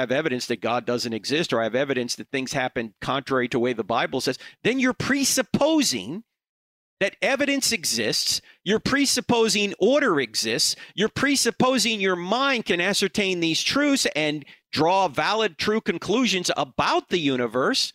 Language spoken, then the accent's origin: English; Charlotte, North Carolina, United States; I'm going to be in Charlotte, North Carolina, which is my hometown